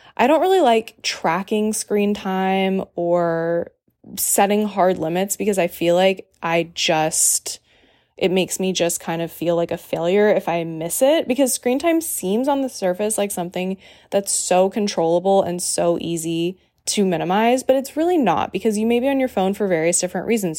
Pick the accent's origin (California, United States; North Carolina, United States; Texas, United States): North Carolina, United States; Raleigh; moved away; my hometown, Raleigh